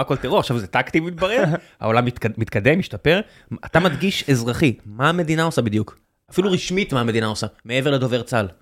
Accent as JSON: {"language": "Hebrew", "country": "Israel"}